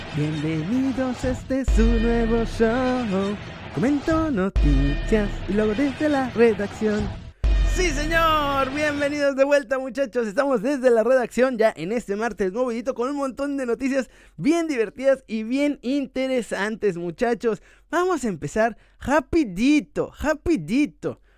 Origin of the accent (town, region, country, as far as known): Mexico